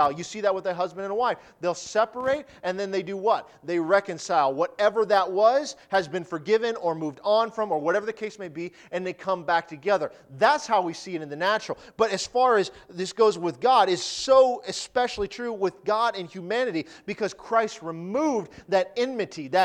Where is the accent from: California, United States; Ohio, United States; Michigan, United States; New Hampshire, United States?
Michigan, United States; Detroit; born there; Now, I was born in Detroit, okay?